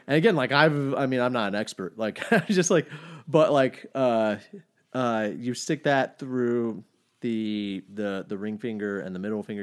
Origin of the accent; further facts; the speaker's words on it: Farmers Branch, Texas, United States; now in Austin, United States; I was born in Dallas, but I've been in Austin for fifteen, almost sixteen